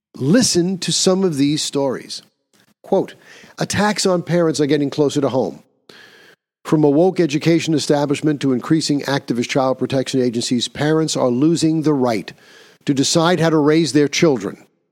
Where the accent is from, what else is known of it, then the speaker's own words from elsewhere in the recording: New York, United States; my home state of New York